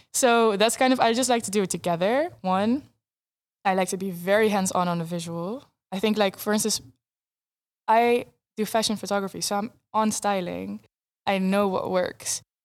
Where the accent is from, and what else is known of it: Netherlands; first language Dutch; English is a second language